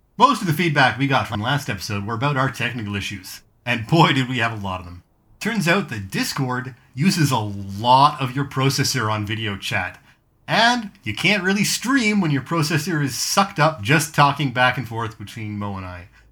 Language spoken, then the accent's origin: English; Canada; also born or lived in Hamilton; We're Canadian, eh?